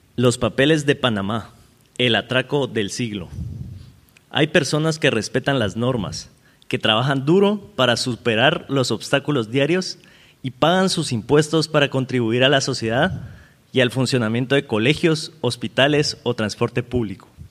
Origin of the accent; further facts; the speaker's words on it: Guatemala; mi acento, porque yo soy de Guatemala